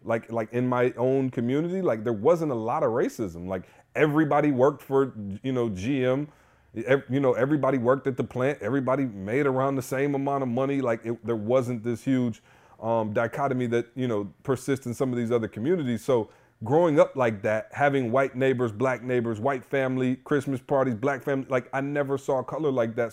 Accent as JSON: {"language": "English", "town": "Lansing", "region": "Michigan", "country": "United States", "tie": "born or raised there", "said": "I grew up in Lansing"}